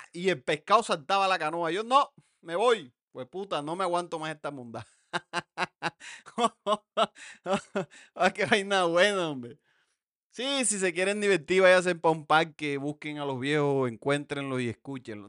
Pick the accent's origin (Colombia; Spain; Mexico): Colombia; Montelíbano, Córdoba; moved away; mi pueblo